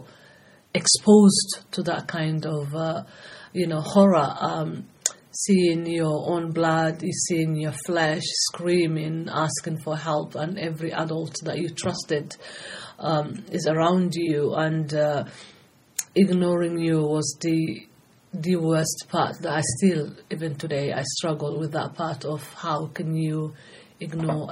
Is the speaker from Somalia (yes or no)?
yes; Somalia; moved away as an adult; now in United Kingdom; I'm originally from Somalia, and I came to UK age of 18.